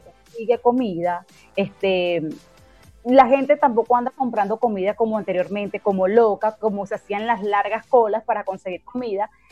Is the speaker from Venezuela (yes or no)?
yes; Venezuela; como ciudadana de este país, como venezolana.